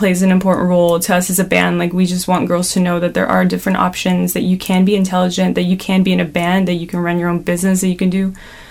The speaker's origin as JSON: {"language": "English", "town": "Toronto", "region": "Ontario", "country": "Canada", "said": "We're from Toronto"}